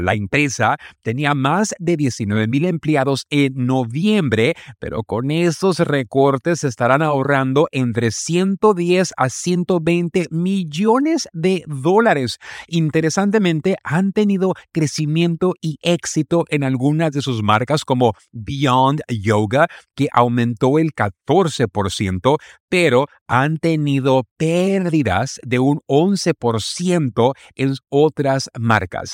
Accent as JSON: {"language": "Spanish", "country": "Mexico", "said": "nuestro querido México"}